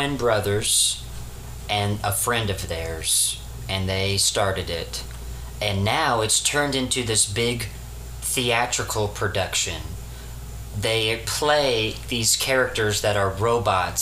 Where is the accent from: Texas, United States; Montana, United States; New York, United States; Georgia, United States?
Texas, United States; I'm a Texan through and through.